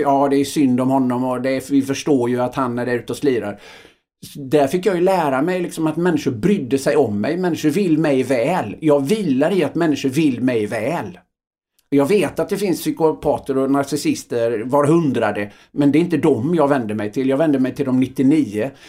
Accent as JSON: {"language": "Swedish", "town": "Öckerö", "region": "Västra Götaland", "country": "Sweden", "tie": "born or raised there", "said": "jag tror att jag är uppväxt i, eh, på Öckerö då, ett litet samhälle."}